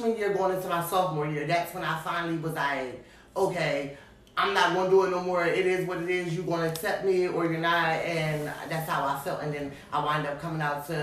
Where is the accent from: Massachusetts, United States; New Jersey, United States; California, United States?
New Jersey, United States; moved away; I moved away from Jersey